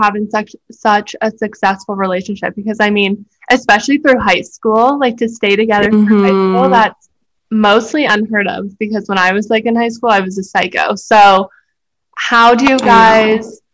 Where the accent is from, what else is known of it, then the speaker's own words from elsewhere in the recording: Edmonton, Alberta, Canada; growing up in Edmonton